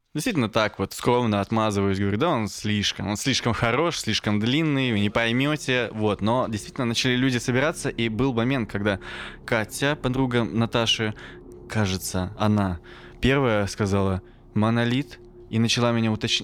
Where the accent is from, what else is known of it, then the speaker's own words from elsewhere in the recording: Kirishi, Leningrad Oblast, Russia; moved away; я рос еще в Киришах